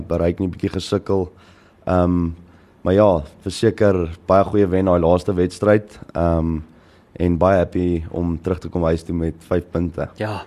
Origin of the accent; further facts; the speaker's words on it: Paarl, Western Cape, South Africa; also born or lived in Durbanville / Malmesbury; toe trek ons Parel toe en toe van kleins af in Parel